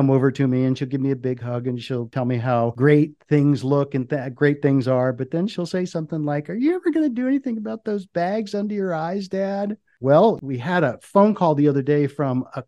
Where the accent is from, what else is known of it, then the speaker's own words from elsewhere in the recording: Washington, District of Columbia, United States; I grew up in the Washington, D.C. area